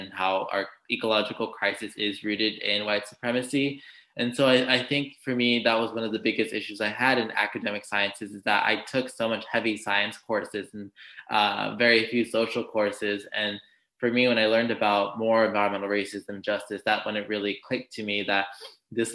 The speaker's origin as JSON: {"language": "English", "town": "Los Angeles", "region": "California", "country": "United States", "tie": "born or raised there", "said": "I grew up in Los Angeles, California, and my parents had immigrated from Mexico in the 1980s"}